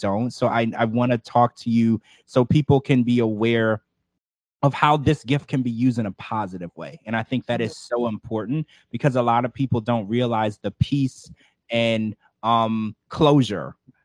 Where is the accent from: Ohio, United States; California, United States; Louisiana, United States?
Louisiana, United States; I was raised in Louisiana where there was a lot of voodoo and witchcraft